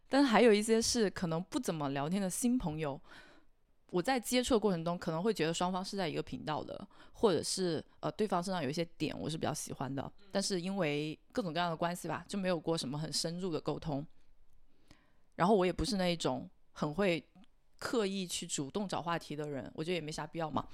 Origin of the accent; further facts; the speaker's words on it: China; 整个我们中国的一个社会环境都是这个样子